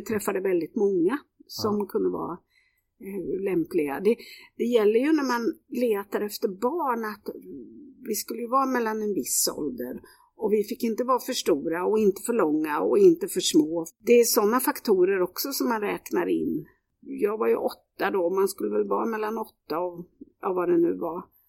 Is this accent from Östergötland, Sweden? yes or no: yes; Kisa, Östergötland, Sweden; Jag växte upp i Kisa. Det är södra Östergötland